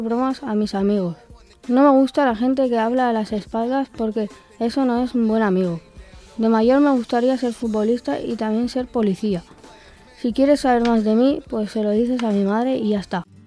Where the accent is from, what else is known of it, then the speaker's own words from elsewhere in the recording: Barcelona, Catalonia, Spain; nací en Barcelona